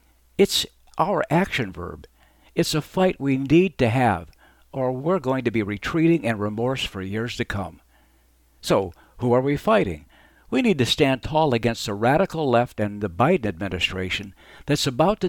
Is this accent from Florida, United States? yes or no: no; Arizona, United States; As a young man growing up in Arizona